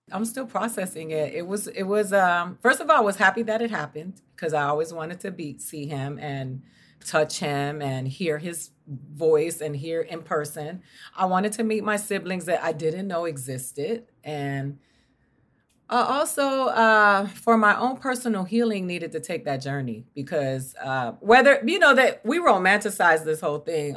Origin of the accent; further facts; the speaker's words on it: Miami, Florida, United States; moved away as an adult; I grew up in Miami